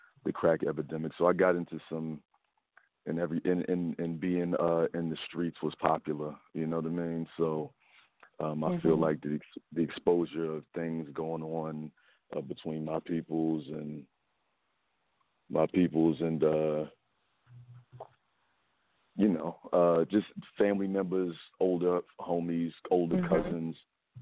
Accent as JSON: {"language": "English", "town": "Philadelphia", "region": "Pennsylvania", "country": "United States", "tie": "born or raised there", "also_born_or_lived": "Chicago, Illinois / Harlem, New York", "said": "I was born in South Philly, and brought up West Philly, Germantown, suburbs of Philly. Lived in South Side of Chicago and Harlem, New York"}